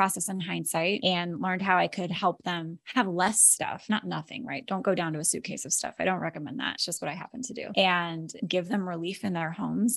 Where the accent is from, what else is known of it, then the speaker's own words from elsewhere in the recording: Alaska, United States; moved away as an adult; now in Florida, United States; My husband and I were born and raised in Alaska